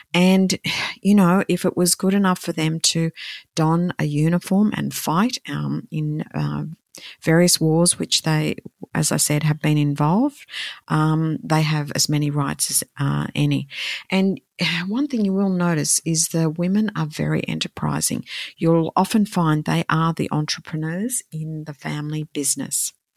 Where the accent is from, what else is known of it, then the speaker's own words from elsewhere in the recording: Australia; I'm from Australia